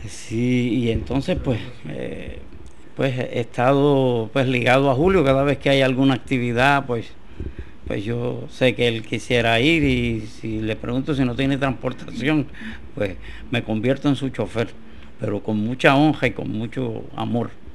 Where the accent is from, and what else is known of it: Puerto Rico